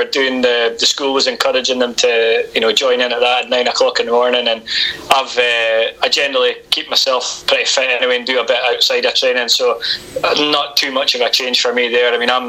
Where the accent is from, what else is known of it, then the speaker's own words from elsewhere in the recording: Oldmeldrum, Scotland, United Kingdom; I'm from Old Melbourne